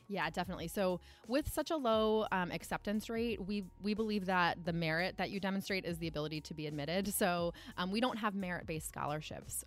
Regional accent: Florida, United States; also born or lived in Ohio; now in Massachusetts, United States; I am originally from Florida. Um, I spent six years in Ohio before moving to New England

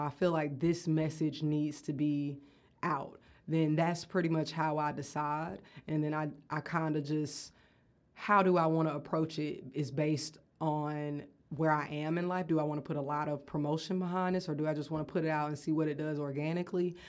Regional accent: Athens, United States; also born or lived in Atlanta; I grew up here in Athens

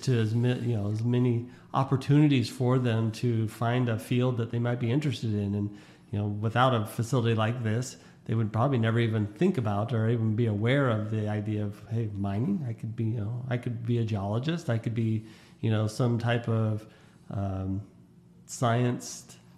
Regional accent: Las Vegas, Nevada, United States; growing up on the west side of Las Vegas

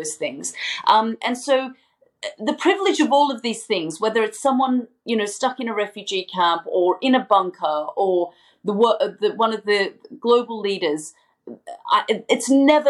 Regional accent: Australia; moved away as an adult; I'm still Australian and I still travel on my Australian passport. I still very much describe myself as an Australian journalist

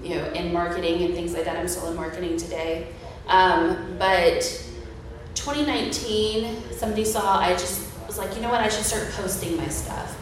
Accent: Ocala, Florida, United States; I was born and raised in Ocala. I'm actually like fifth generation Ocala.

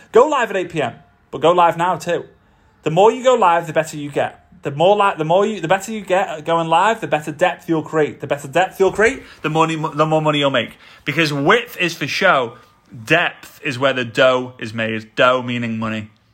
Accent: Formby, North West England, United Kingdom; moved away; back to my hometown, Formby.

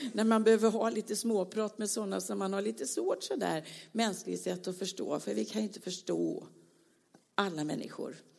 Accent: Småland, Sweden; Jag är ju smålänning längst in här

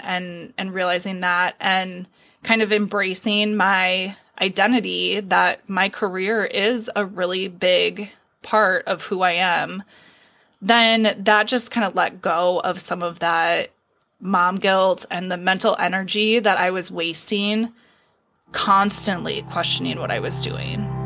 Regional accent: Minneapolis, Minnesota, United States; now in Iowa, United States; I'm originally from Minneapolis

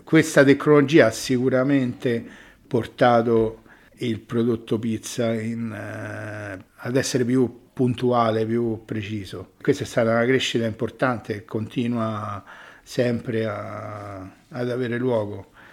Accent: Rome, Lazio, Italy; sono romano

